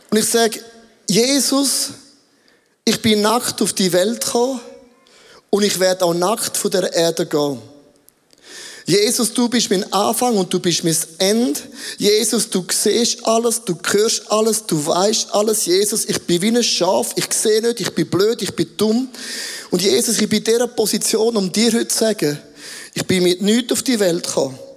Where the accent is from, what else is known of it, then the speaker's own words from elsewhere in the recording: Switzerland; Ich bin sehr impulsiv als ein Schweizer, das ist alles okay.